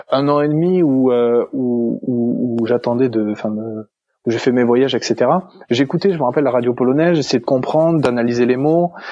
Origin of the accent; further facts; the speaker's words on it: France; accent: French; dire quelques mots d'italien, d'espagnol, euh, de portugais que je connais, euh, je, cache assez bien mon accent français.